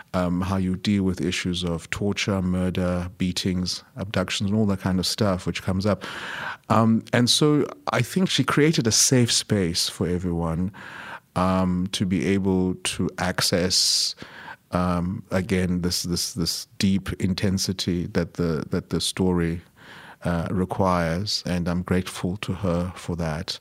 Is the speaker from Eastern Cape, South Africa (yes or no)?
yes; Eastern Cape, South Africa; I was born in the Eastern Cape of South Africa, which is the traditional sort of like homelands of the Xhosa, uh, speaking people.